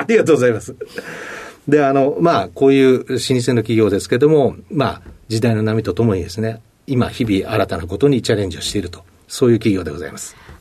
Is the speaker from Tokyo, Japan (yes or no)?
yes; Tokyo, Japan; 生まれも育ちもずっと東京でございまして